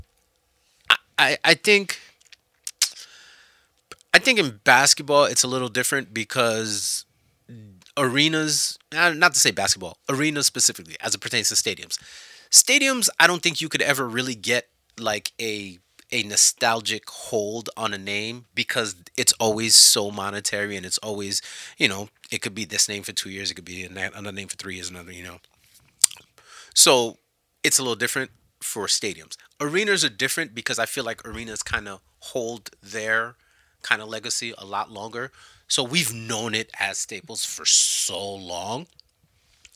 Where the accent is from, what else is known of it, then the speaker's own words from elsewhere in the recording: Haiti; I was born in Haiti